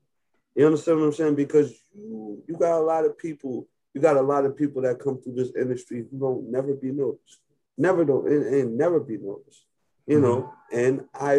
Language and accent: English; Albany, New York, United States; moved away; originally I'm from Albany, New York